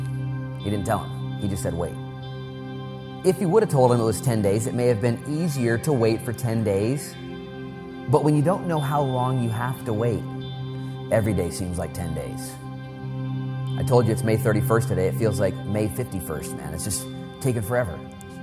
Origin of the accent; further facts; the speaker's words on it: United States; I'm proud to be an American